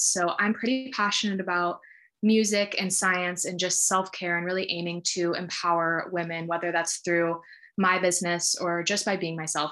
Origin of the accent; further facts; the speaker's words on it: Sacramento, California, United States; also born or lived in Santa Barbara, California; now in San Francisco, United States; I grew up in Sacramento, California